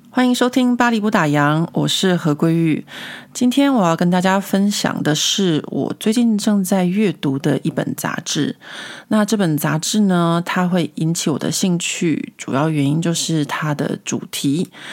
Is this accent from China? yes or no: no; Taiwan; now in Paris, France; 我自己小时候在台湾长大念历史课的经验